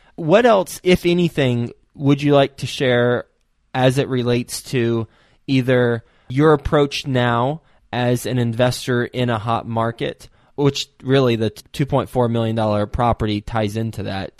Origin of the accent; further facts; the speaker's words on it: Texas, United States; I am from Texas